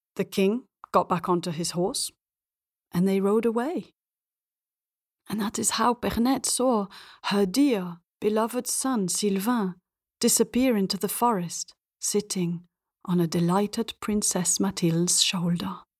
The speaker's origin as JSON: {"language": "English", "country": "Belgium", "tie": "born or raised there", "also_born_or_lived": "England / India / north of Africa", "moved": "yes", "lives_now": "Spain", "said": "I grew up in Belgium, speaking French at school and English with my mum"}